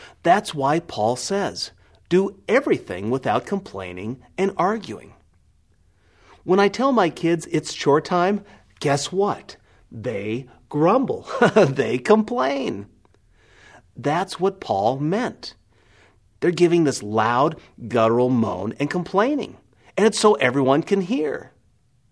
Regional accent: Nebraska, United States; I'm from Nebraska

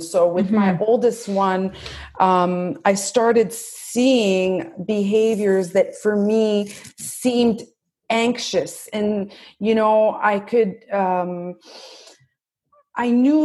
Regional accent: Brampton, Ontario, Canada; moved away as an adult; now in Montreal, Canada; I am from actually Ontario. I'm from Brampton, but I moved when I went to McGill around 18 years old. I just stayed in Montreal and I've made it my home ever since

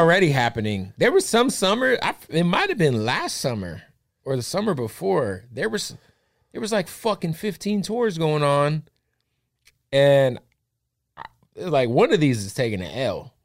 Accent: Phoenix, Arizona, United States; I'm from Phoenix

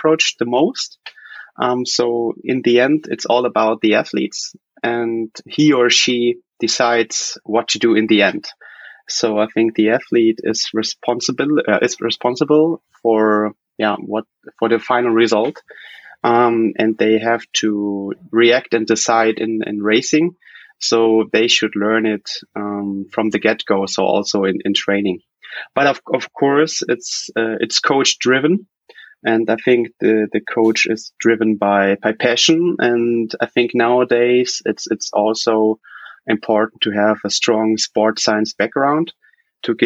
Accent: Cologne, North Rhine-Westphalia, Germany; I'm from Cologne, which is like in the Middle West, if you want, there in Germany.

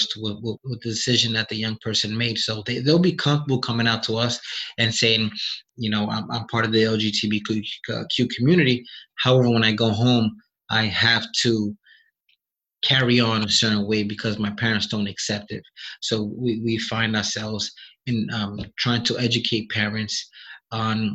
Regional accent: New York City, New York, United States; I was born in the South Bronx

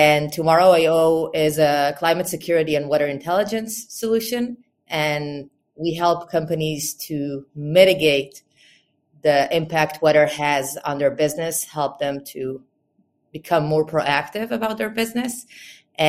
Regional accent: suburb of Tel Aviv, Tel Aviv District, Israel; I was born and raised here in Israel, around in a suburb of Tel Aviv. So just 15 minutes out of Tel Aviv

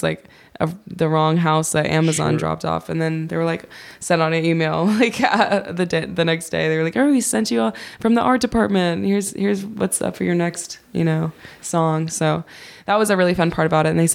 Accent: Kirkwood, Missouri, United States; I grew up in Kirkwood

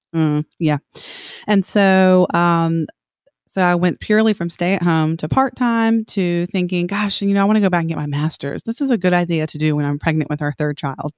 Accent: Columbia, South Carolina, United States; moved away as an adult; I'm from Columbia, South Carolina. I grew up there, never moved, actually, until we got married

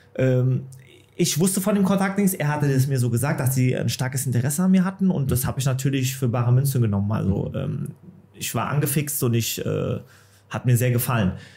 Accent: Offenbach am Main, Hesse, Germany; Es ist meine Heimat, ich bin in Offenbach geboren, meine Familie, Freunde sind hier.

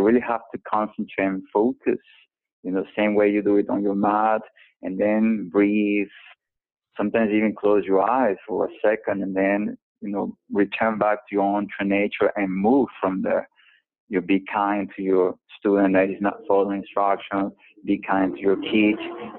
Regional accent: New York, United States; moved away; even as a New Yorker, now that I haven't lived in 10 years

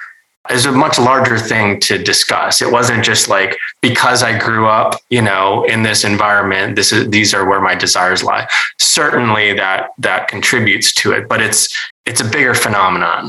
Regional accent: North Dakota, United States; I grew up in North Dakota with white parents

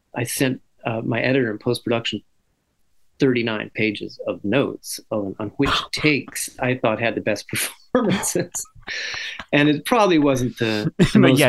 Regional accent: Santa Barbara, California, United States; I grew up with Dante in Santa Barbara, California

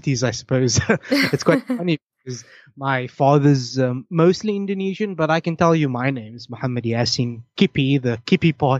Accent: South Africa; I'm really a representation of much of South Africa

